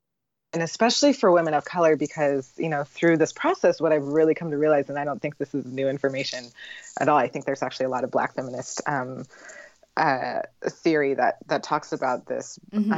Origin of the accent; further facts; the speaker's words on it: Portland, Oregon, United States; moved away as an adult; also born or lived in San Francisco Bay Area; I grew up in Portland, which is, I think it, one of the, I think it was called one of the whitest small cities